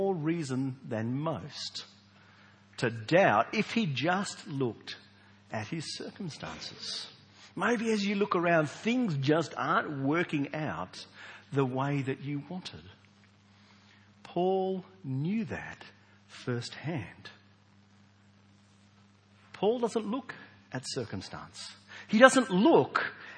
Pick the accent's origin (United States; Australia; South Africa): Australia; we Australians